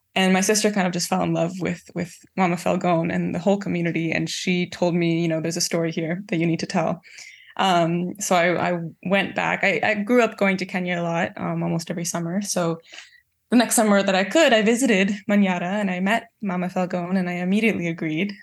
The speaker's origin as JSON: {"language": "English", "country": "Canada", "tie": "born or raised there", "said": "grow up in Canada versus my parents growing up in East Africa"}